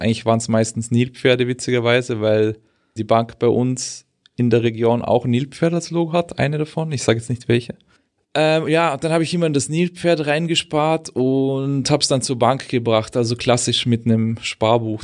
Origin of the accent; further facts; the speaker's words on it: Austria; now in Germany; ich bin ja eigentlich Österreicher